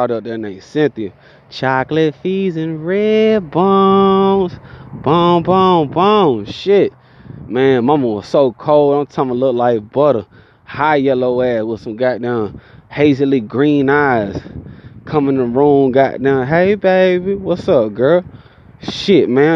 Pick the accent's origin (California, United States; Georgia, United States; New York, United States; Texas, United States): Georgia, United States; accent: country; I'm from Georgia